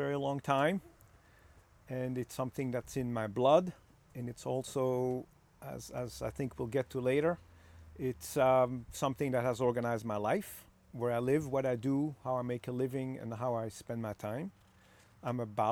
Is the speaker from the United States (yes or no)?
no; Belgium; moved away; I was born in Belgium